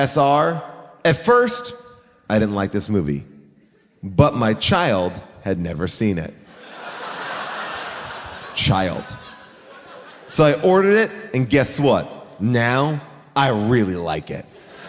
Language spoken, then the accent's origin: English; New York, United States; I grew up in New York all my life, so my mom would say, be good, or Jason will take you to Camp Crystal Lake himself.